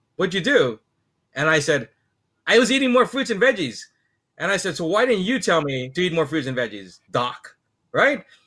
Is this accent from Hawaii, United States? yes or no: yes; Hawaii, United States; being from Hawaii